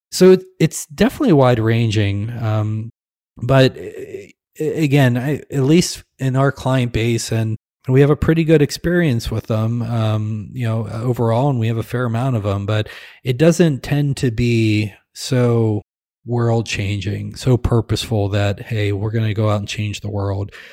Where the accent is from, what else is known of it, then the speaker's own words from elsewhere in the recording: Midwest, United States; we're from the Midwest. We tend to be nice, pleasant, kind, simple folk